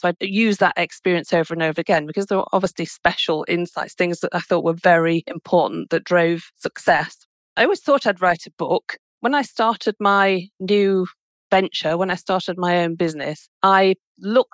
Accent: United Kingdom; I'm British.

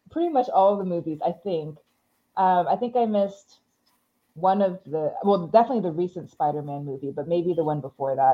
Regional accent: California, United States; born there; also born or lived in Montreal / Seattle / Houston / Honolulu; okay, so where I'm from is a little tricky. I was

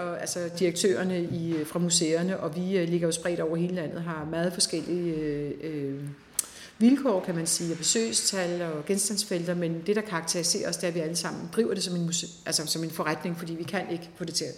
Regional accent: Denmark; Vi har alle sammen som danskere

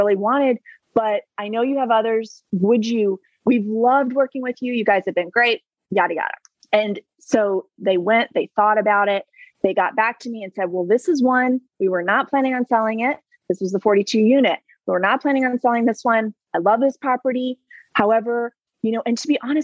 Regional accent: South Carolina, United States; I'm from South Carolina

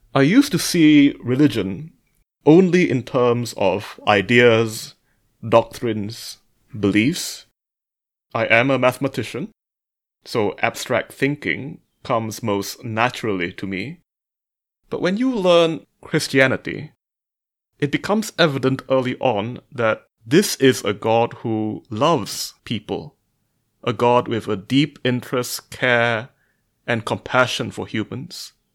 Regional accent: Malaysia; I am a mathematician from Malaysia.

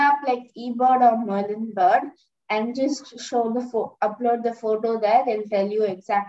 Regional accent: India; I'm from India and I'm 11 years old.

